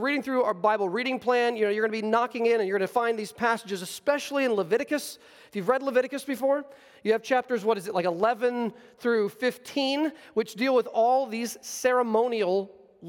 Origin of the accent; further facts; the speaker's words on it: United States; as American Christians in this century